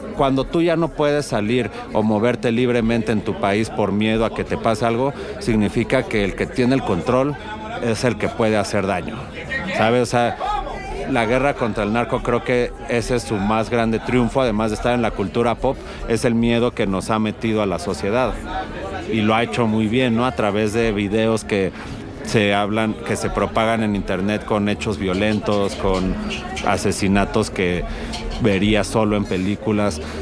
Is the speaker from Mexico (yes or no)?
yes; Mexico; cómo somos los mexicanos